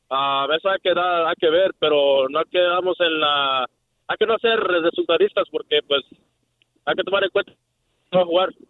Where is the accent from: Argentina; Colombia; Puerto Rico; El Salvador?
El Salvador; yo soy de Centroamérica y, y en el Mundial soy México, pero cuando va al Cusca soy salvadoreña a morir.